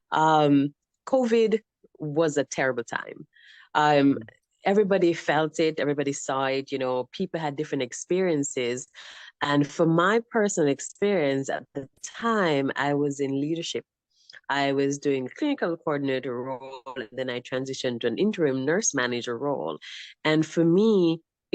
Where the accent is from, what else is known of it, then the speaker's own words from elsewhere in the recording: Jamaica; moved away as an adult; also born or lived in Arizona; now in United States; So I was born in Jamaica.